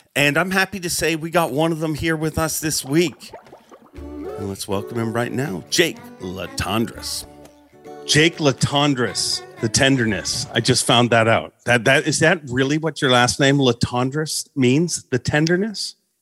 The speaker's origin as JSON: {"language": "English", "country": "Canada", "said": "as a Canadian"}